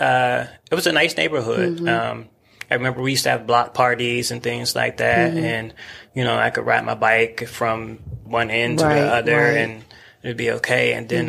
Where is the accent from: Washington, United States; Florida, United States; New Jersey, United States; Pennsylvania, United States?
Pennsylvania, United States; Pittsburgh; moved away as an adult; now in Atlanta, United States; So I'm originally from Pittsburgh, Pennsylvania.